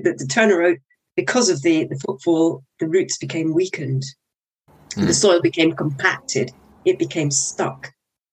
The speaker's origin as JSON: {"language": "English", "country": "Guyana", "tie": "born or raised there", "moved": "yes", "said": "when I was growing up in Guyana for 7 years, we went to school with in an armored vehicle"}